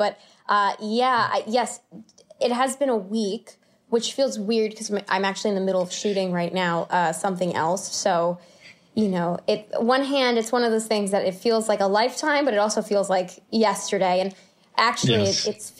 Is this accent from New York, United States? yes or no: yes; New York City, New York, United States; I was born and raised in New York, Riverdale, New York, which is kind of like a suburb in the Bronx. But you still got the number one train down the hill. So you got a little bit of best of both worlds.